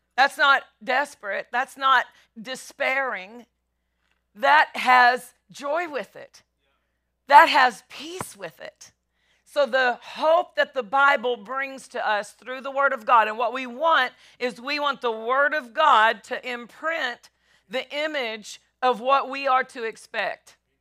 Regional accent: Nashville, Tennessee, United States; I'm from Nashville

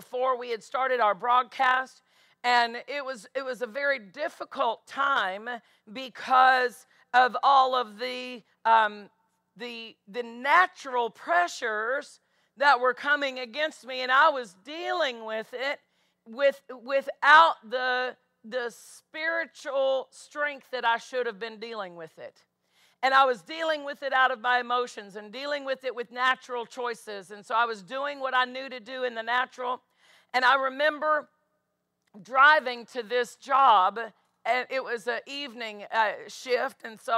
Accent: DeSoto, Kansas, United States; I'm halfway to Topeka. I was from DeSoto. I worked in Topeka at that time

